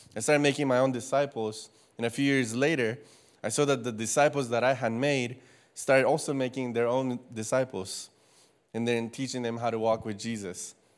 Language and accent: English; Costa Rica; moved away as an adult; also born or lived in Louisiana, United States; now in United States; I am from Costa Rica. I was born and raised there for the first eighteen years of my life